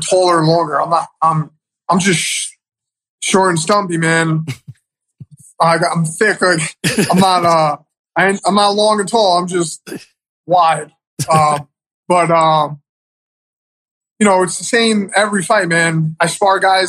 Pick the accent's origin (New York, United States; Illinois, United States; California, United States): New York, United States; New York City; also born or lived in Manhattan; I was born in Manhattan, raised in Queens